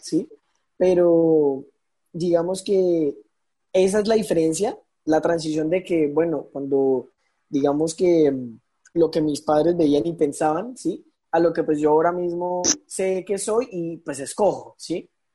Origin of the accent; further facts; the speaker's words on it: Arauca, Colombia; yo soy de acá de Arauca